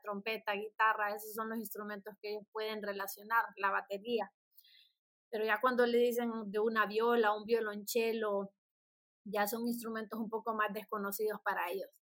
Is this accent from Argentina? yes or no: no; San Pedro Sula, Cortés, Honduras; soy originaria de San Pedro Sula, la ciudad de los Orzales.